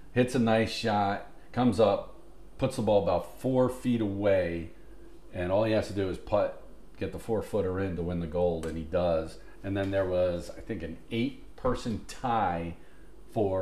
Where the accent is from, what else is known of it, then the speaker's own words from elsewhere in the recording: United States; I'm an American